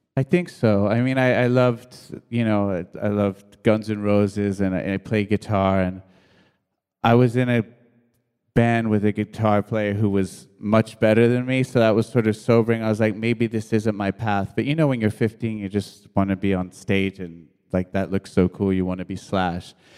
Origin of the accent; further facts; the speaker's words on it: New York, United States; also born or lived in England; I was born in England many years ago, and, uh, and then my mom and dad, uh, my mom and dad split, and we moved to New York with my, with my mom